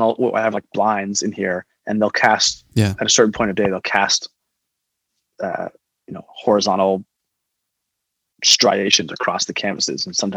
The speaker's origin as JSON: {"language": "English", "town": "Fort Worth", "region": "Texas", "country": "United States", "tie": "born or raised there", "said": "I grew up in Fort Worth, and the Fort Worth Modern is just down the street"}